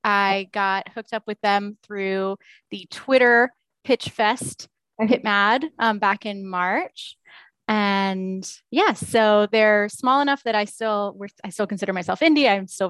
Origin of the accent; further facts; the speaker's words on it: Florida, United States; now in Kansas City, United States; I live in the Kansas City area now. I'm a transplant from Florida, enjoying sort of having some seasons now.